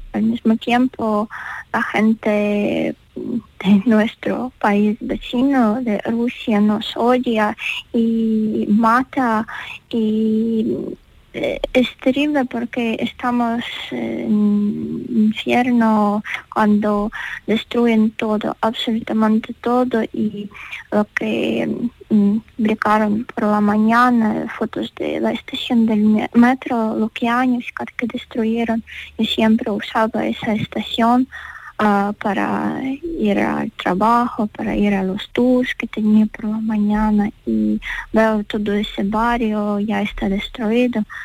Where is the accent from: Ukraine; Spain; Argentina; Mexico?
Ukraine